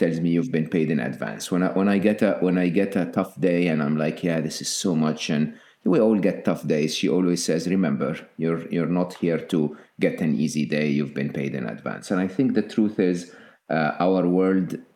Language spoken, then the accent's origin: English; Egypt; moved away; I'm Egyptian, born and raised in Egypt, public school, public university in Egypt